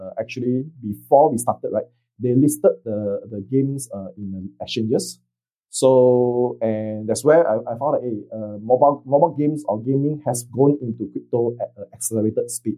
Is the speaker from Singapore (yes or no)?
yes; Singapore; now in Vietnam; I'm a Singaporean in Vietnam